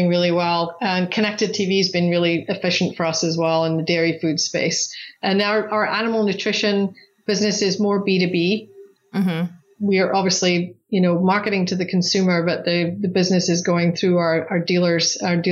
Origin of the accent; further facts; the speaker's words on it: Scotland, United Kingdom; moved away as an adult; now in Arizona, United States; I'm from Scotland originally. So I came to the US with British Airways actually.